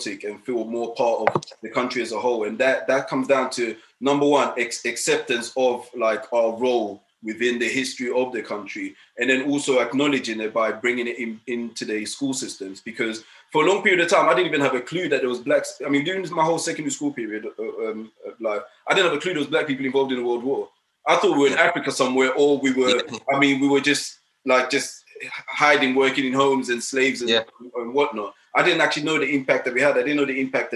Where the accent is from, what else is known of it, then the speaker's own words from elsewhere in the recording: Sweden; also born or lived in Ghana; now in United Kingdom; I was born in Ghana, I was raised in Sweden, I've got a Swedish passport still, but I've lived in UK for the last 20 years